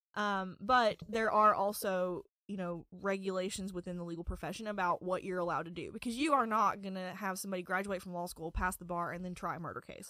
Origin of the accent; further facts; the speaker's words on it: Galax, Virginia, United States; I was born on December second, nineteen ninety in Galax, Virginia